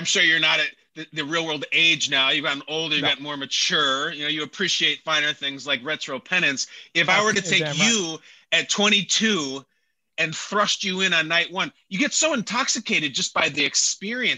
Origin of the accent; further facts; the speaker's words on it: Chicago, Illinois, United States; my hometown of Chicago